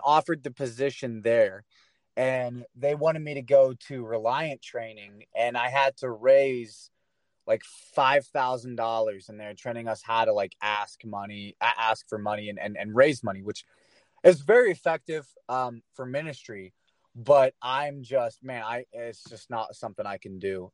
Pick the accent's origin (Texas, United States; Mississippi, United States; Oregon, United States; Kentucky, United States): Kentucky, United States; Flatwoods; moved away as an adult; also born or lived in Maryland / Mount Vernon, Ohio; now in Indianapolis, United States; I was born in Maryland, but when I was like four, we moved to this little town called Flatwoods, Kentucky